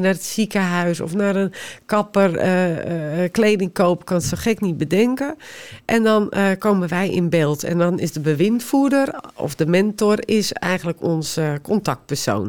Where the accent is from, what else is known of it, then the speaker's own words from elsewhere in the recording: West Friesland, North Holland, Netherlands; Omdat ik zelf uit West-Friesland kom, ik spreek de taal